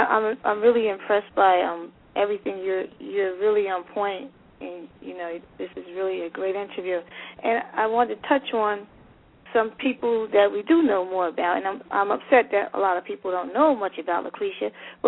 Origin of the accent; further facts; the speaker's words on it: Paterson, New Jersey, United States; I was born and raised in Paterson, New Jersey, which is known as Silk City, and it was founded by Alexander Hamilton.